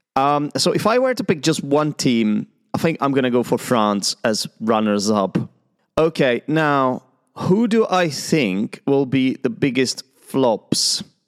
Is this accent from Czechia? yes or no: yes; Czechia; I'm an English teacher and an Arsenal fan from the Czech Republic